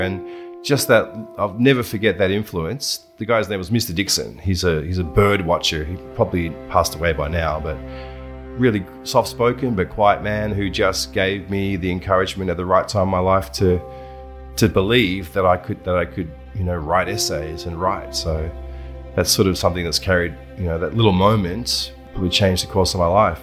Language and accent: English; Buninyong, Victoria, Australia; moved away as an adult; also born or lived in Ballarat / China; I grew up in Buninyong from the age of 12 onwards, and then I moved into Ballarat for a few years there